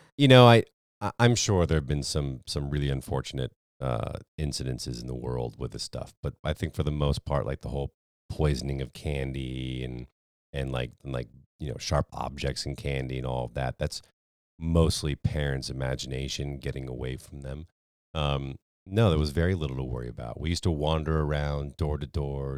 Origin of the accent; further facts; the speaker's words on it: Connecticut, United States; I grew up in Connecticut